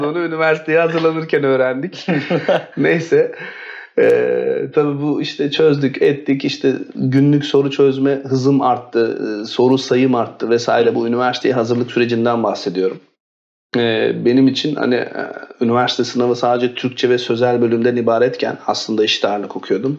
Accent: Istanbul, Turkey; also born or lived in Bursa / London; 1986'da İstanbul'da doğdum. Ee, lise hayatımı İstanbul'da bitirdikten sonra

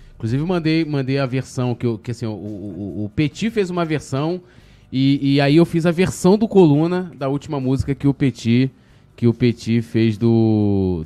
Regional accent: São Gonçalo, Rio de Janeiro, Brazil; eu vim de São Gonçalo

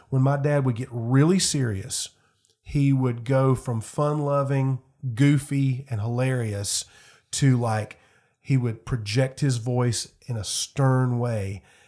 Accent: Fountain Inn, South Carolina, United States; I grew up in Greenville County, Fountain Inn, Simpsonville area

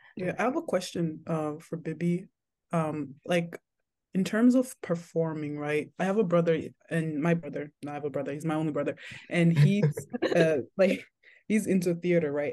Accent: Nigeria; I'm also Nigerian

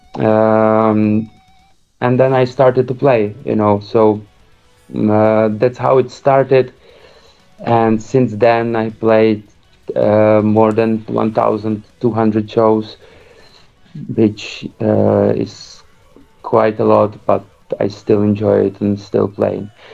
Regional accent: Prague, Czechia; We we are now situated in Prague, where I live uh, almost since I'm six years old, so for 26 years

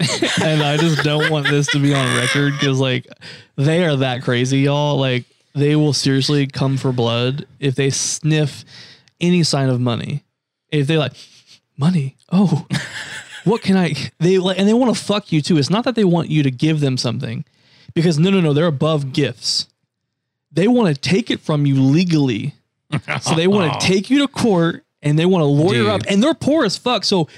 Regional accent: United States; accent: Southern; I literally get my Southern accent from my mom

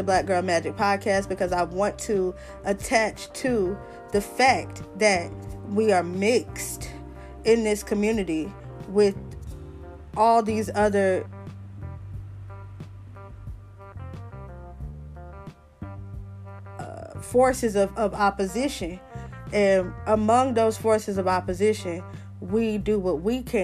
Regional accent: the South, United States; I'm from the South

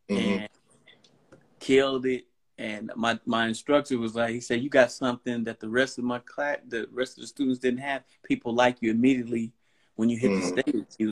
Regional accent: California, United States; now in Duluth, United States; I live in Gwinnett County in Duluth now, but I'm originally from California.

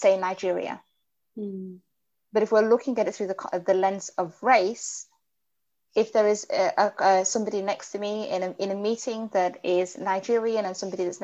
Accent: Somalia; now in United Kingdom; where are you from? And I've said Somalia

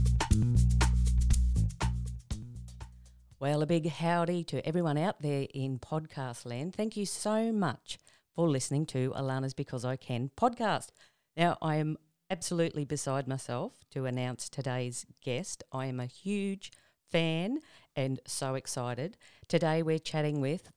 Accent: Tamworth, New South Wales, Australia; I'm originally from Tamworth

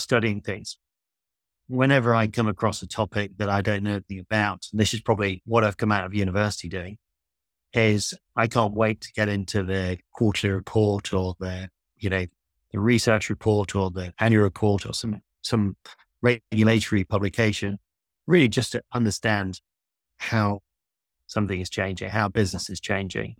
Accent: Yorkshire and the Humber, United Kingdom; I grew up in North Yorkshire, where I am today, in fact, in a small village

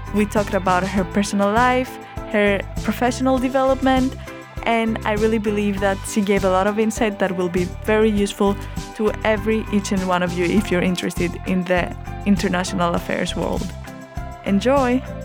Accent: Greece; English is a second language; moved away as an adult; I'm an international student. I'm from Greece

